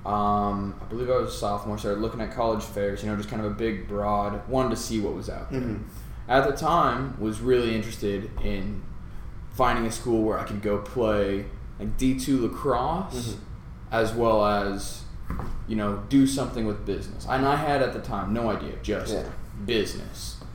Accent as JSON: {"language": "English", "region": "Colorado", "country": "United States", "tie": "born or raised there", "also_born_or_lived": "Nebraska", "moved": "yes", "said": "Born and raised in Colorado"}